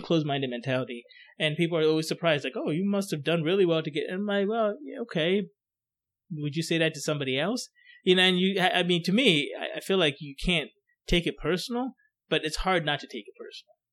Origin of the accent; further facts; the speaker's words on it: Coatesville, Pennsylvania, United States; also born or lived in Ghana; where I grew up in Coatesville, I mean, it was a mixture of everybody